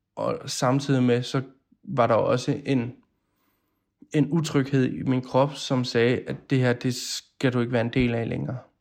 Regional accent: Odense, Southern Denmark, Denmark; moved away; Jeg er oprindelig fra Odense

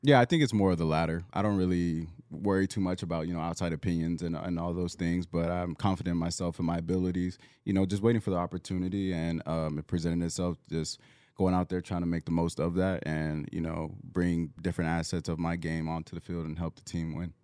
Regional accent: Southern California, United States; moved away; I'm originally from Southern California

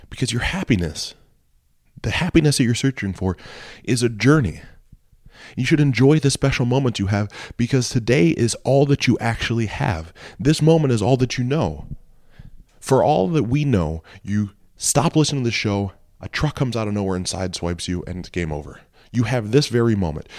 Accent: Mansfield, Ohio, United States; moved away; my hometown of Mansfield, Ohio. It was shot while I lived there.

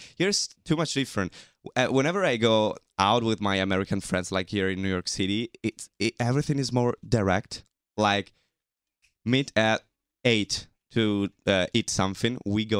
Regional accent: Genoa, Liguria, Italy; English is a second language; moved away; do you know that pesto, the green sauce, is originally from my city in Italy? I was born in Genoa

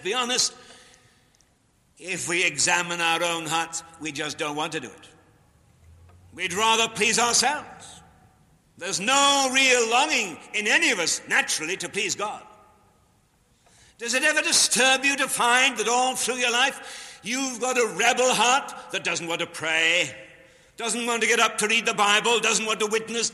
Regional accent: Newcastle upon Tyne, North East England, United Kingdom; moved away; also born or lived in Chicago; in Newcastle, in my hometown

